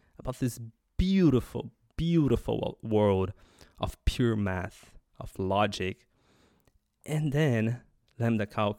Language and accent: English; Australia; So, I mean, I'm an Australian.